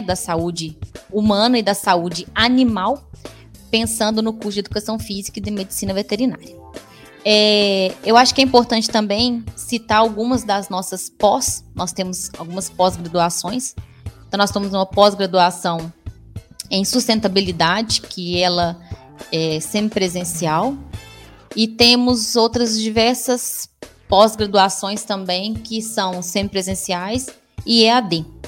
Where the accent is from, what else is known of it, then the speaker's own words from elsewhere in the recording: Divinópolis, Minas Gerais, Brazil; also born or lived in Pedro Leopoldo / Lavras; eu nasci em Pedro Leopoldo, uma cidade bem próxima de Belo Horizonte, onde eu fiquei até três anos de idade. A maior parte do tempo da minha vida foi em Divinópolis